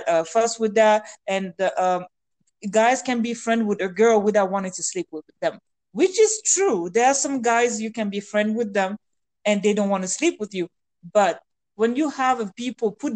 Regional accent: France; English is a second language; moved away as an adult; friends that I grew up with back in France

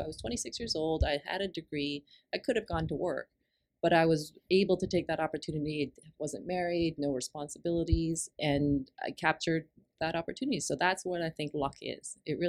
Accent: Hong Kong; born there; So I had finished university and moved over to Hong Kong. I was born in Hong Kong.

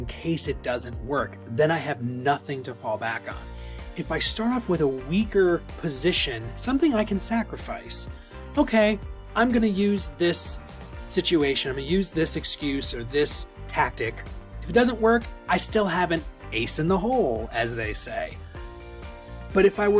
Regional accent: the North, United States; So I'm from the North. And so if you're a Yankee like me

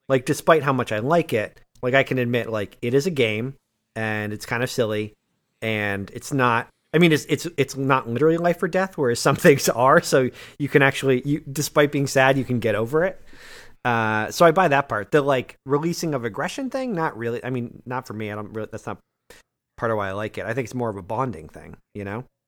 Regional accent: Massachusetts, United States; I grew up in Massachusetts

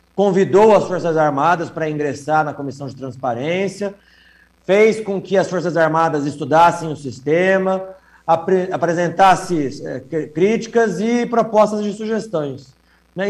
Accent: Paraná, Brazil; nós que somos aqui do Paraná

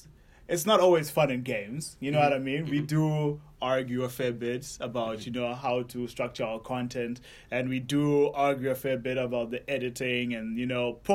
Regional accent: Zimbabwe; moved away; I'm from Zimbabwe

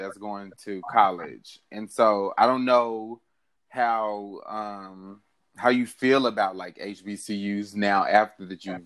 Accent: West Memphis, Arkansas, United States; moved away as an adult; now in Atlanta, United States; I'm from West Memphis and I grew up in like the Memphis area

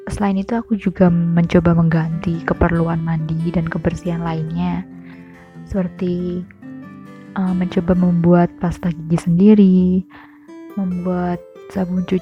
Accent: Kartasura, Central Java, Indonesia; now in Yogyakarta, Indonesia; Aku lahir dan besar di Kartasura, tapi sudah satu tahun ini tinggal di Jogja.

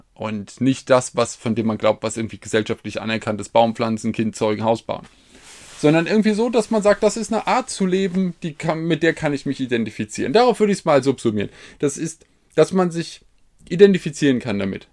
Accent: Hesse, Germany; bin Hesse

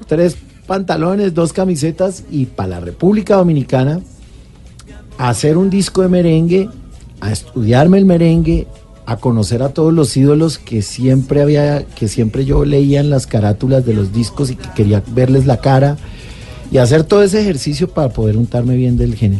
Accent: Bogotá, Colombia; yo nací en Bogotá

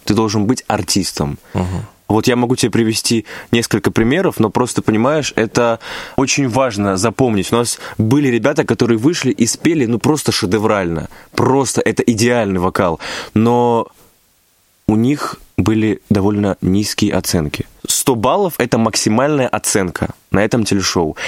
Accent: Stavropol Krai, Russia; мой родной край, где я родился, где я вырос

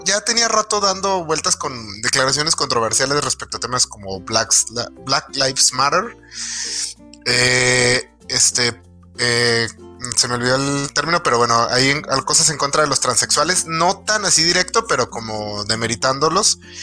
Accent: Mexico

